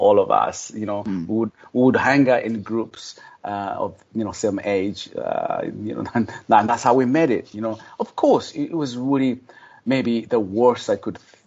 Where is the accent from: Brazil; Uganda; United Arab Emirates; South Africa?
Uganda; also born or lived in Kampala; now in United States; I'm originally from Uganda, and I grew up, you know, among the poor of the poorest.